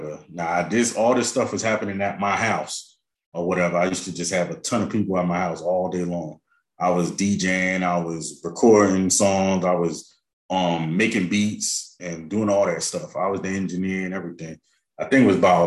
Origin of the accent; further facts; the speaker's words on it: North New Jersey, United States; I'm from North New Jersey